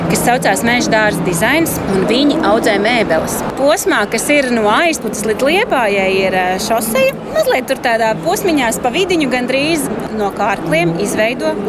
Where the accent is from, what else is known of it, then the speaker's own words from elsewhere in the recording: Saukrasti, Saukrasti Municipality, Latvia; Esmu no Saukrastiem. Kopā ar meitu.